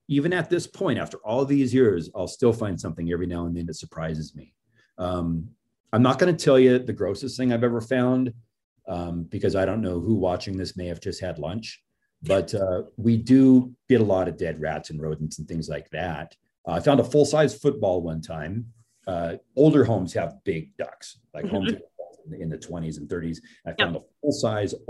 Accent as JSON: {"language": "English", "town": "Portland", "region": "Oregon", "country": "United States", "tie": "born or raised there", "said": "driving through downtown, I mean, that's my hometown"}